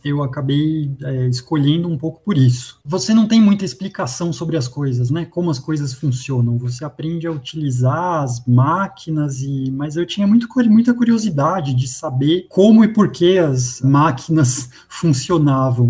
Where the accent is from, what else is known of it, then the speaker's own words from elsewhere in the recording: São Caetano do Sul, São Paulo, Brazil; eu nasci em, em, São Paulo, capital, cresci em São Caetano, que fica na região do ABC